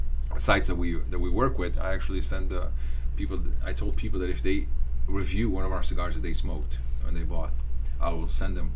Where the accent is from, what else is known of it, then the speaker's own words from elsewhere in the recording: Morocco; moved away; I grew up in Morocco